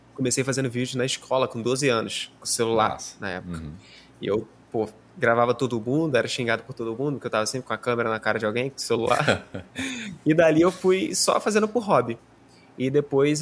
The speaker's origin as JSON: {"language": "Portuguese", "region": "Rio de Janeiro", "country": "Brazil", "said": "eu sou do Rio de Janeiro"}